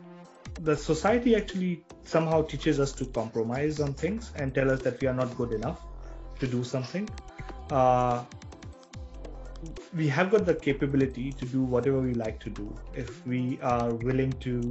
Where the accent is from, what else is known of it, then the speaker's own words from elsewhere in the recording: India; moved away; we as an Indian society